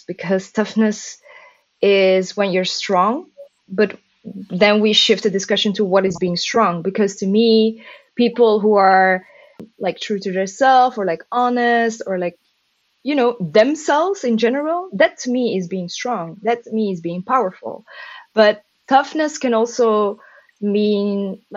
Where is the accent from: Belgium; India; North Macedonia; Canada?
Belgium; Mechelen, Flanders; moved away as an adult; now in Antwerp, Belgium; Mechelen, my hometown. Well, my original hometown.